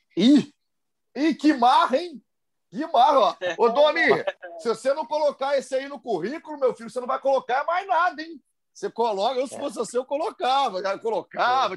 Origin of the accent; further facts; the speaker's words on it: Juiz de Fora, Minas Gerais, Brazil; Juiz de Fora, minha terra natal